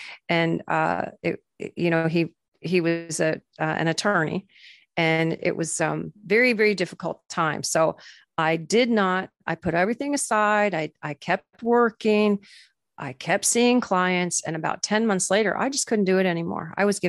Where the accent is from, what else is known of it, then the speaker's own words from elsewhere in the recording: Florida, United States; I grew up in Florida, where there's just a lot of country music. I was surrounded by it.